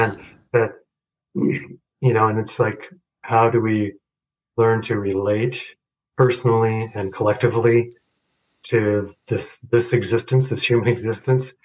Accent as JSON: {"language": "English", "town": "Boulder", "region": "Colorado", "country": "United States", "tie": "born or raised there", "also_born_or_lived": "Chandigarh, India", "said": "growing up in Boulder"}